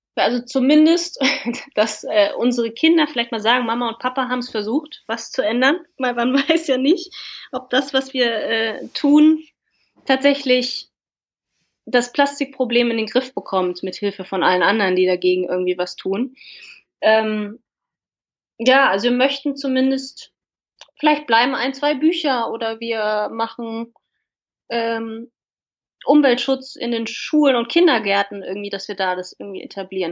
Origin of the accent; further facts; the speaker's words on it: Germany; bei uns in Deutschland